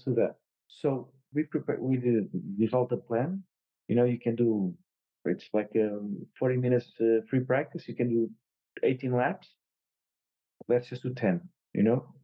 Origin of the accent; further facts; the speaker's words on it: Portugal; I won in touring cars in Estoril, my home country